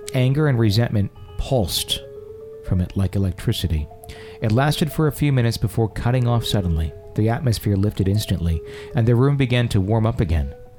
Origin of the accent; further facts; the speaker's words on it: Fond du Lac, Wisconsin, United States; my hometown uh, in Fond du Lac, Wisconsin